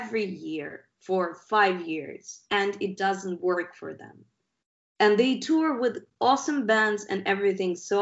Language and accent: English; Ukraine; we're guys from Ukraine. It's not a rich country.